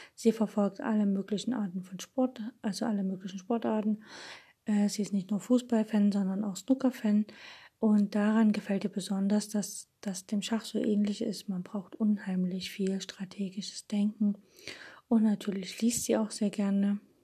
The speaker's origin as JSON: {"language": "German", "town": "Dresden", "region": "Saxony", "country": "Germany", "said": "als Dresdner"}